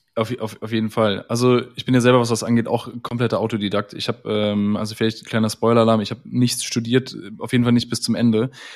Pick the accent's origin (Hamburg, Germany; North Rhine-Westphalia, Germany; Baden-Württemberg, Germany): North Rhine-Westphalia, Germany; near Düsseldorf; komme gebürtig aus der Nähe von Düsseldorf, wohne auch hier